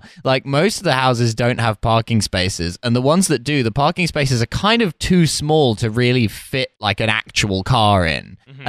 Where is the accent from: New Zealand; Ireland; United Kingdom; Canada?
United Kingdom; Harlow, East of England; I grew up in Harlow in Essex, which is a new town where a lot of housing was built by the local authority at the time